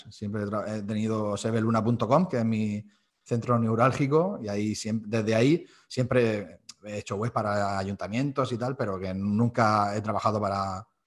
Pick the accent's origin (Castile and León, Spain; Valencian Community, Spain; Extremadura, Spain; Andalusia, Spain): Valencian Community, Spain; Almoradí; soy profesor de flauta a día de hoy en el conservatorio de mi pueblo.